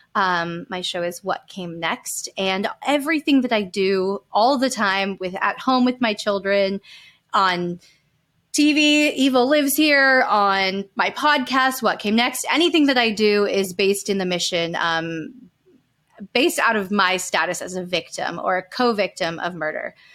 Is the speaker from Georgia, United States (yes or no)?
no; Calabasas, California, United States; We grew up in Calabasas, California, like, land of Car-, the Kardashians.